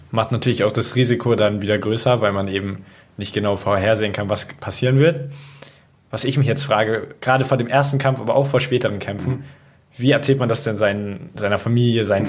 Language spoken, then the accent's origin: German; Munich, Bavaria, Germany; Ich selber habe ja in München ich lebe auch in München, auch als Jugendlicher